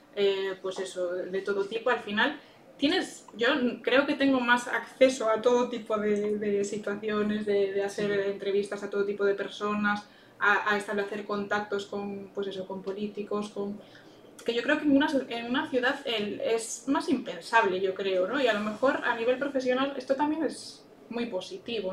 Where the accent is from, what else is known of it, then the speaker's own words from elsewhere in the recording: Vigo, Galicia, Spain; moved away as an adult; also born or lived in Cualedro; now in Allariz, Spain; soy de Vigo